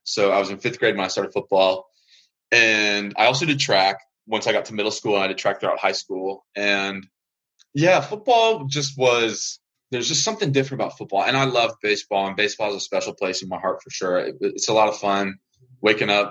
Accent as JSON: {"language": "English", "region": "Colorado", "country": "United States", "tie": "born or raised there", "moved": "yes", "said": "I grew up in Colorado"}